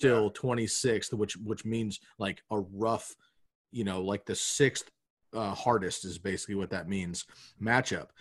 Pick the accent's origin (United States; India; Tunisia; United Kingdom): United States; Eugene, Oregon; growing up in Eugene, you know, like seeing the Ducks when they were Super Ducks